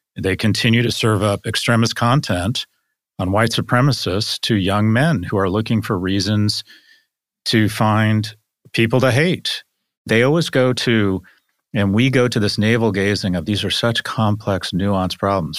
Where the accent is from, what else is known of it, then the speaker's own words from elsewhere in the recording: Scotland, United Kingdom; now in United States; I am Scottish